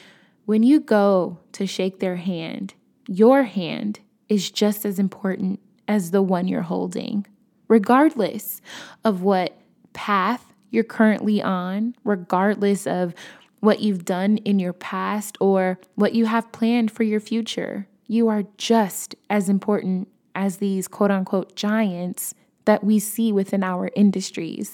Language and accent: English; Chicago, Illinois, United States; I'm from Chicago